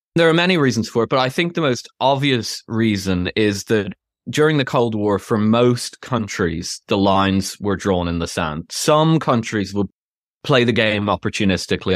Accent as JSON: {"language": "English", "country": "Ireland", "also_born_or_lived": "London / United States", "moved": "as an adult", "lives_now": "United Kingdom", "said": "I'm Irish, but I've lived in the UK most of my adult life."}